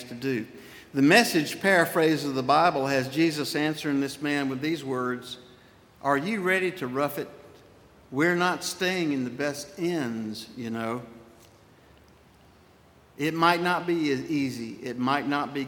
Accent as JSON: {"language": "English", "town": "Spartanburg", "region": "South Carolina", "country": "United States", "tie": "born or raised there", "also_born_or_lived": "Irmo, South Carolina / Saluda, South Carolina / Edgefield, South Carolina", "moved": "as an adult"}